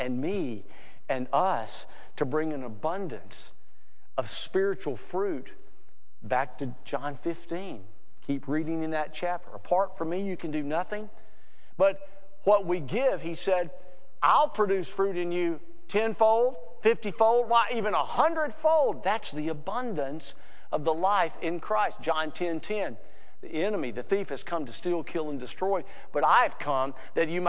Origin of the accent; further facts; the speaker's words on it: Alabama, United States; I'm from Alabama.